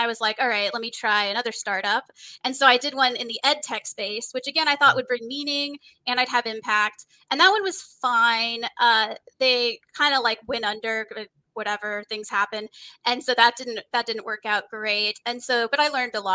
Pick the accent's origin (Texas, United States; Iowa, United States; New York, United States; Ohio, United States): Texas, United States; moved away as an adult; also born or lived in California / Mountain View, California; now in San Diego, United States; I was born in California, but when I was two, we moved to Texas. So I actually spent my formative years in Texas